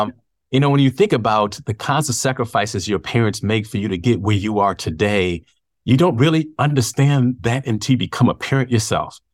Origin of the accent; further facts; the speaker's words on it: Chicago, Illinois, United States; now in Evansville, United States; Born and raised in Chicago. I'm, I listen, I am a proud product of the South Side of Chicago.